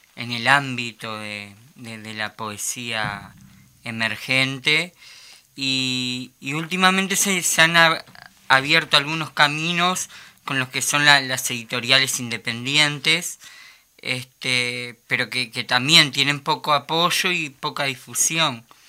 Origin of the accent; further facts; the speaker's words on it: Montevideo, Uruguay; moved away as an adult; now in Salinas, Uruguay; Soy oriundo de Montevideo, el barrio obrero como la Teja, Pero, pero ahora estoy viviendo en, en la costa hace ya varios años